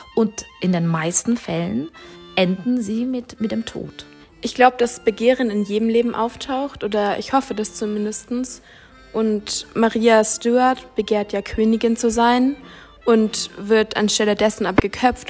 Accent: Czechia; moved away; bin ja selber Tschechin

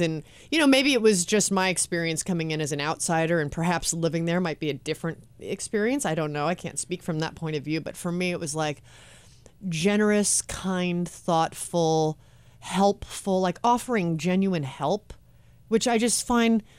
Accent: Los Angeles, California, United States; I'm born and raised in Los Angeles and I live in Hollywood

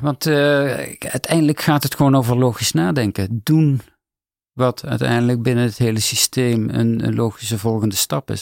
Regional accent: Netherlands; ik als Nederlander

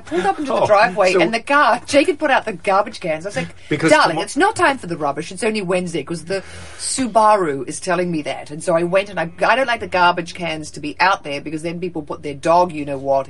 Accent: New Zealand; now in United States; I am a Kiwi, but I've lived in America so long

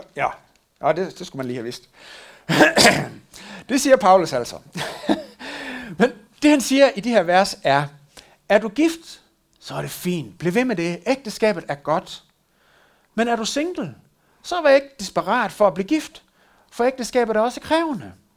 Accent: West Jutland, Denmark; der hvor jeg kommer fra, er selvfølgelig, at hun fandt en øh, vestjyde

